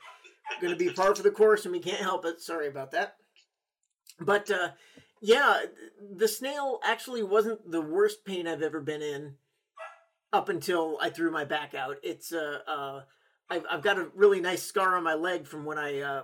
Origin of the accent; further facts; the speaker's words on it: Oregon, United States; moved away; I grew up in Oregon a little bit